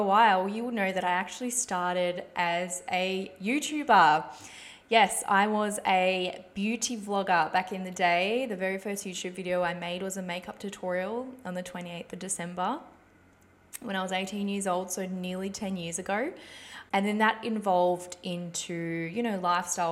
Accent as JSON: {"language": "English", "town": "Ballarat", "region": "Victoria", "country": "Australia", "tie": "born or raised there", "also_born_or_lived": "Czech Republic / Melbourne", "moved": "as an adult", "lives_now": "Sunshine Coast, Australia", "said": "I am originally from the Czech Republic, and I moved here when I was little. Basically grew up and lived in Ballarat my whole life."}